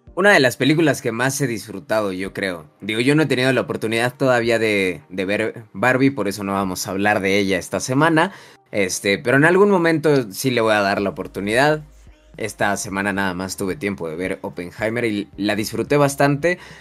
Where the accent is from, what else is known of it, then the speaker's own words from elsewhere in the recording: Mexico; nuestra cultura como mexicanos